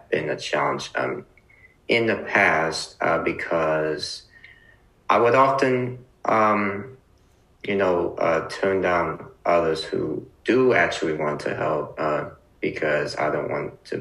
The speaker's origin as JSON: {"language": "English", "town": "Los Angeles", "region": "California", "country": "United States", "said": "I am from Los Angeles, California"}